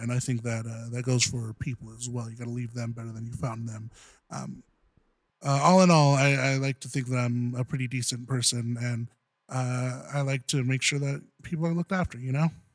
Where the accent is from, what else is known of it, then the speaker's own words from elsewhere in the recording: Southern California, United States; I'm from Southern, Southern California